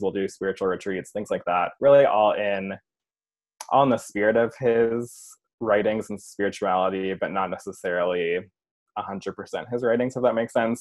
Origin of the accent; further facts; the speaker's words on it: Chicago suburbs, Illinois, United States; now in Chicago, United States; I'm originally from the Chicago suburbs, currently in the city of Chicago